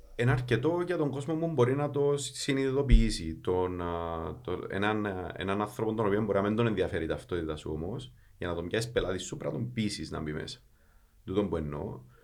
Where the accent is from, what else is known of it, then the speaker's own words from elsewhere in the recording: Kaimakli, Nicosia District, Cyprus; είμαι από το Καϊμακλή